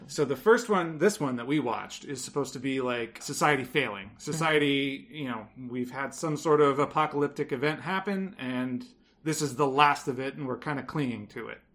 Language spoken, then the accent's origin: English; Los Angeles, California, United States; I am from Los Angeles.